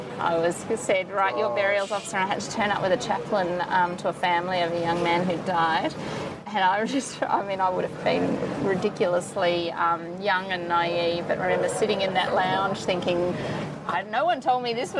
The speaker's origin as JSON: {"language": "English", "region": "Victoria", "country": "Australia", "tie": "born there", "said": "I was born in Victoria."}